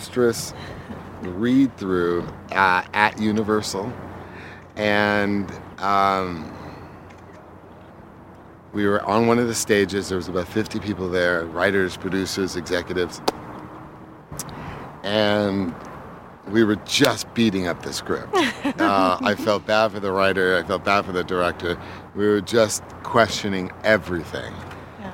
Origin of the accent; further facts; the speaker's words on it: East Coast, United States; I'm from the East Coast